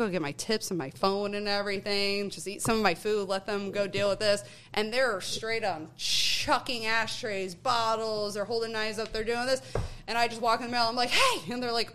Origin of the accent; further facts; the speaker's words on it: past the Scranton area, Northeast Pennsylvania, United States; I'm originally from Northeast PA, like past that Scranton area